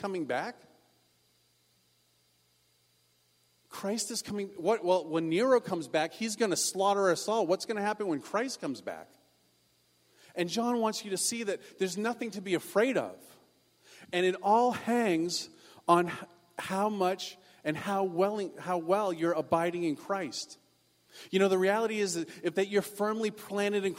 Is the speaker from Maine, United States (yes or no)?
yes; Maine, United States; now in California, United States; I come from Maine